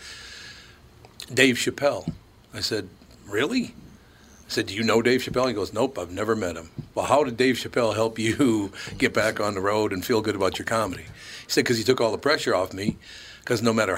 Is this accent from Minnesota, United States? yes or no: yes; Minneapolis, Minnesota, United States; growing up in North Minneapolis